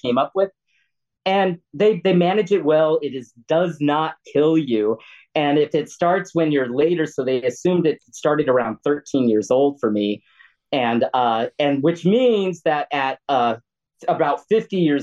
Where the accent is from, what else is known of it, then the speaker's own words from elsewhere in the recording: United States; what I grew up with in America